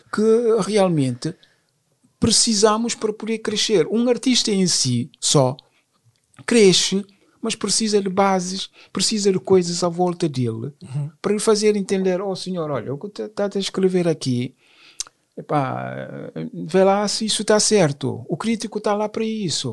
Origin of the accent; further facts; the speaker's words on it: Guinea-Bissau; now in France; Sou francês, sou guinense, sim, sou guinense e francês também, só porque já estou cá mais anos do que na própria, na, uhum. na própria Guiné